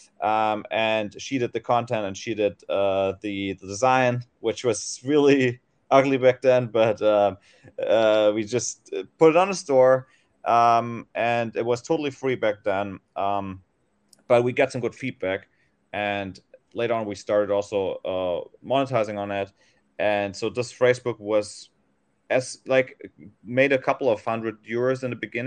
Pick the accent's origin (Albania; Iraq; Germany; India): Germany; moved away as an adult; now in Thailand; I'm originally from Germany